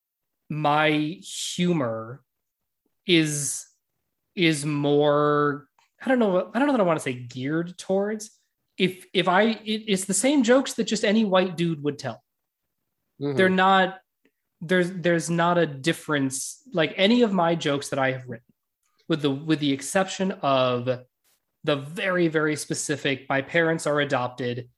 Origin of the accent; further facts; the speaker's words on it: Albuquerque, New Mexico, United States; first language English; I grew up in Albuquerque